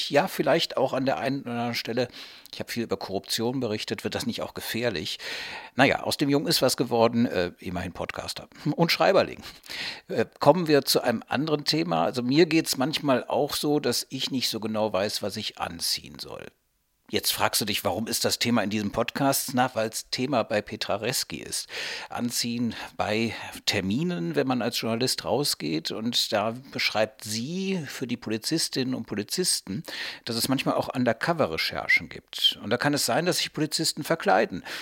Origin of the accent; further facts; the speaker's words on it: Cologne, North Rhine-Westphalia, Germany; ich komme aus Köln